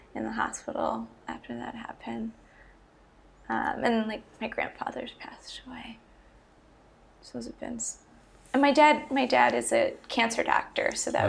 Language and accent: English; Long Island, New York, United States; moved away as an adult; also born or lived in Philadelphia, Pennsylvania; I grew up on Long Island, New York, and then I went to college at the University of Pennsylvania in Philadelphia